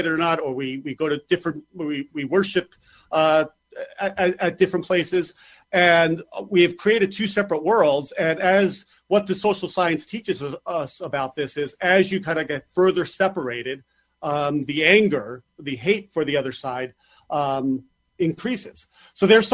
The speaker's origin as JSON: {"language": "English", "region": "New York", "country": "United States", "said": "as a New Yorker"}